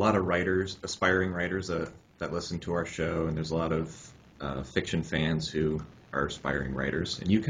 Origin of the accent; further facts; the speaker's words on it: Ohio, United States; I'm from Ohio